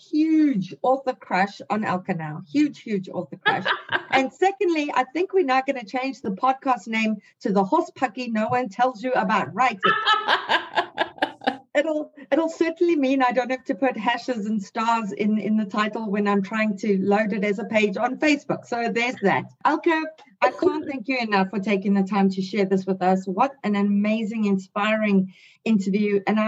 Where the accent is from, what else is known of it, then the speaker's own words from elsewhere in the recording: South Africa; moved away; growing up in South Africa